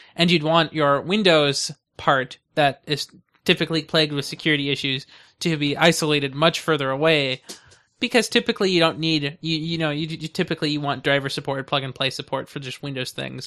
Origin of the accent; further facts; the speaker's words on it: United States; I'm an American